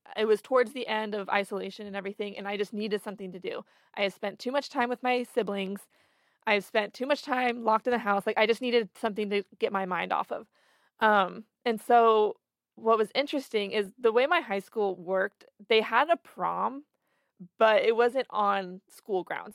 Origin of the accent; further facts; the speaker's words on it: Florence, Oregon, United States; now in Eugene, United States; I'm from Florence, which is only an hour and a half from here